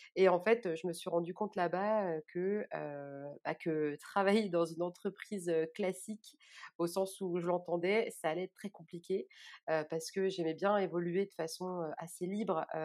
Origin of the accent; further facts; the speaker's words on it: Orléans, Centre-Val de Loire, France; je suis originaire d'Orléans et je vis à Orléans